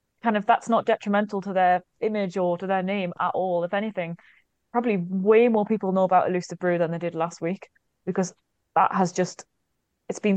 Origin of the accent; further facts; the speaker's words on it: Newcastle upon Tyne, North East England, United Kingdom; moved away as an adult; ever since I left Newcastle at the age of 18 to move away to go to university